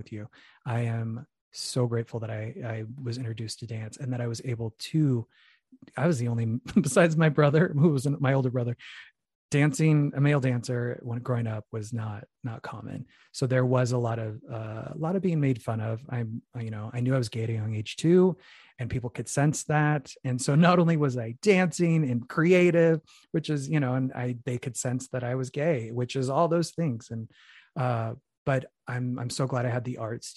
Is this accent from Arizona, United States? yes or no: yes; Phoenix, Arizona, United States; moved away; I'm from Phoenix, Arizona, originally, Mexican American